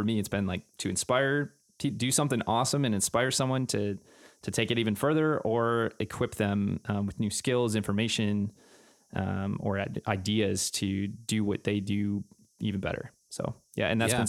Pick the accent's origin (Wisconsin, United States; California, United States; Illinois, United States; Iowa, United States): Wisconsin, United States; Green Bay; now in Minneapolis, United States; I am from Green Bay, Wisconsin, originally.